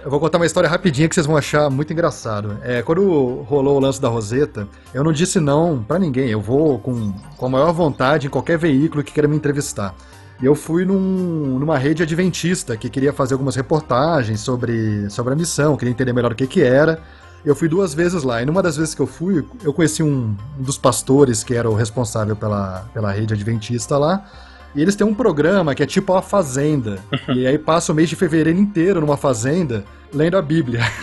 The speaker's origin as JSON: {"language": "Portuguese", "country": "Brazil", "also_born_or_lived": "Toulouse, France", "moved": "as an adult", "said": "como brasileiro"}